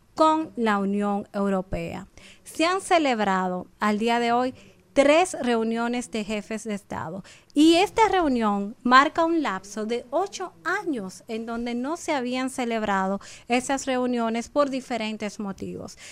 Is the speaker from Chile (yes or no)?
no; Dominican Republic; como República Dominicana nosotros tenemos muchos aspectos eh, positivos